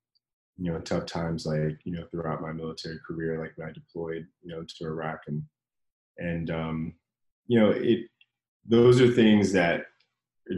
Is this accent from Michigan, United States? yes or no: no; Washington, District of Columbia, United States; moved away as an adult; now in Los Angeles, United States; I grew up in Washington, D.C., in that area